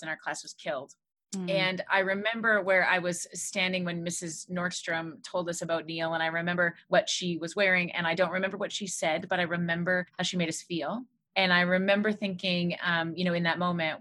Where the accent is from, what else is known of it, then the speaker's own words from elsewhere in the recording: Alberta, Canada; now in Quebec, Canada; I grew up in Alberta in a small town